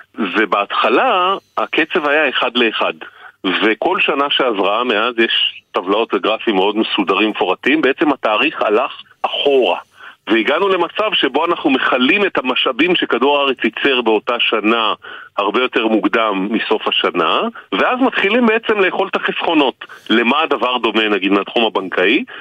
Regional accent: Israel

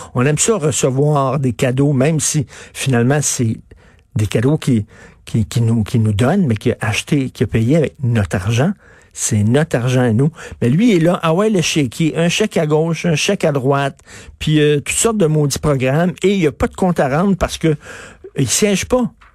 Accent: Quebec, Canada

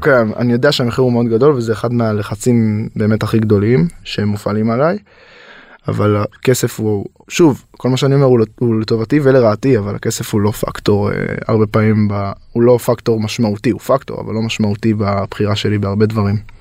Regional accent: Yehud, Central District, Israel; now in Los Angeles, United States; אני גדלתי ביהוד, נווה מונוסון, אם להיות מדויק

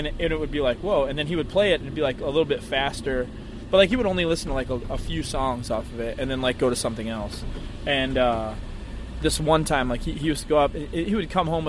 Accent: Buffalo, New York, United States; oh, I'm from Buffalo? Who's this band, …?

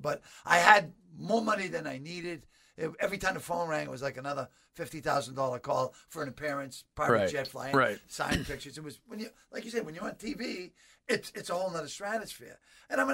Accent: Boston, Massachusetts, United States; I was from Boston

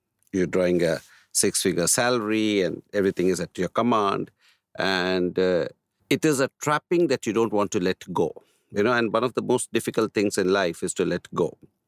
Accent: Manipal, Karnataka, India; also born or lived in Ahmedabad; I was born in Ahmedabad in Gujarat. But when I was about 1 year old, maybe my parents shifted. We belong to South Canara district. Mm-hmm. Okay. Udupi, you must have heard. So very close to Udupi is Manipal. Mm. That's where I was raised.

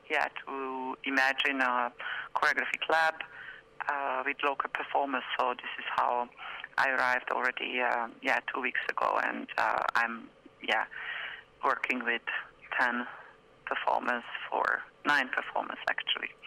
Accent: Hungary; moved away as an adult; also born or lived in France / Berlin, Germany / Brussels, Belgium; I'm from Hungary, but I left Hungary 26 years ago, mm. and then I lived in France for many years, and in Berlin, and then in Brussels

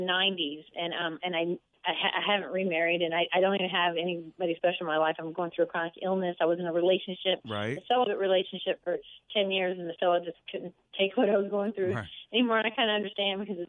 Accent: Bowie, Maryland, United States; I grew up in Bowie, Maryland

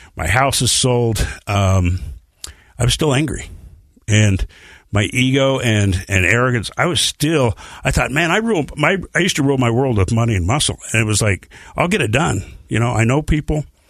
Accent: Bountiful, Utah, United States; also born or lived in Salt Lake City, Utah; age five, we moved to Bountiful, Utah.

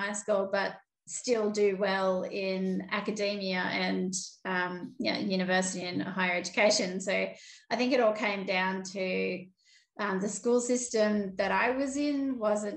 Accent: Sydney, New South Wales, Australia; I'm a Cabrigal Darug woman and I grew up in Sydney. So I grew up on the outskirts of a place called Warunga, kind of near Hornsby

